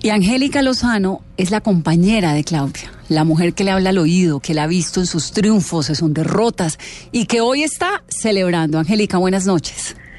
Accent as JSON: {"language": "Spanish", "region": "Bogotá", "country": "Colombia", "said": "como colombiana, como bogotana"}